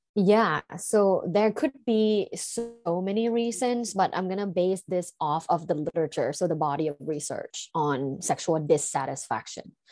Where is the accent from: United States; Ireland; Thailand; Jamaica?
Thailand; growing up in Thailand and in a sexually conservative environment